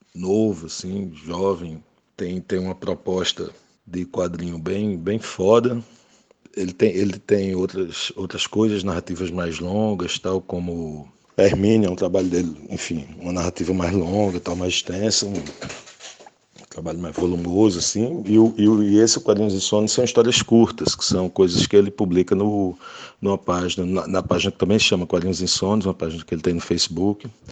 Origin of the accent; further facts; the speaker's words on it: sertão of Paraíba, Brazil; eu sou do sertão da Paraíba, né? Então eu, eu, eu li muitos cordéis que, que, sempre tinha lá na casa do, do meu avô